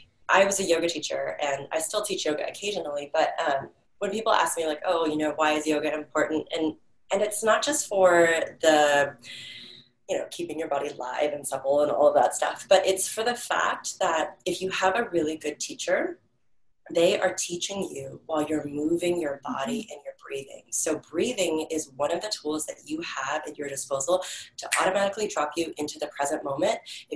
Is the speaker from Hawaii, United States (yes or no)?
yes; Hawaii, United States; So, you know, we are originally from Hawaii. That's where my family started, our intimate little family, my husband and my daughter, we met on Kauai.